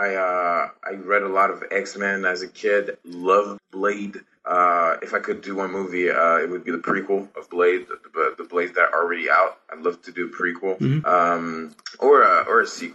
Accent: Haiti; English is a second language; moved away; I'm from Haiti. I'm Haitian

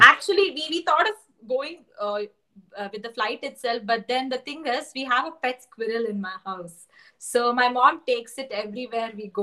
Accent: Bangalore, Karnataka, India; I'm from Bangalore

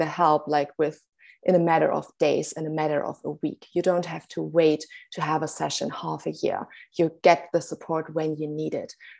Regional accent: Germany; now in Cape Town, South Africa; I'm originally from Germany, actually, but by now actually residing in Cape Town, South Africa

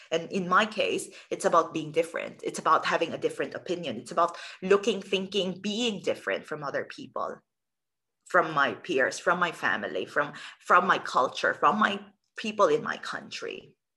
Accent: Philippines; I'm originally from the Philippines

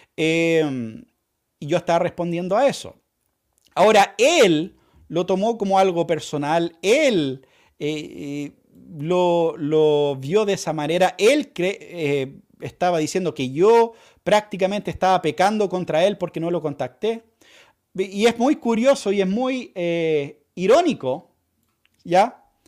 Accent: Chile; vamos a vivir como chilenos

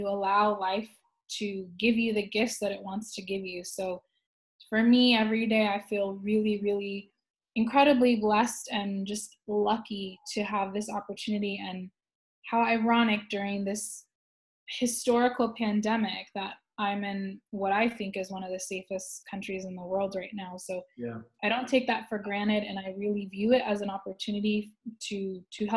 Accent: California, United States; moved away as an adult; now in Shanghai, China; I'm originally from California

